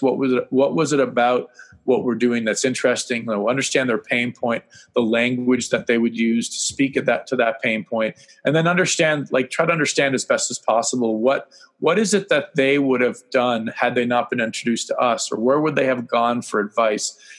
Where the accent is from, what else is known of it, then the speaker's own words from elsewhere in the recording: Canada; being Canadian